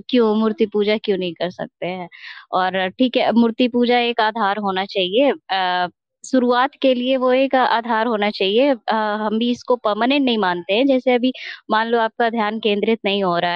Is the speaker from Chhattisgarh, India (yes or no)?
no; Bihar, India; आराध्य भी श्री कृष्ण है और हम बिहार से हैं तो इस वजह से मेरा थोड़ा आप लोगों मतलब हमको